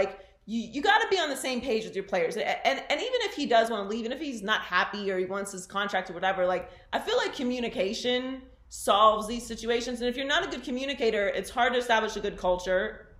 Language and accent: English; Pittsburgh, Pennsylvania, United States; you know, I come from Pittsburgh, right? So I'm also a Steelers fan.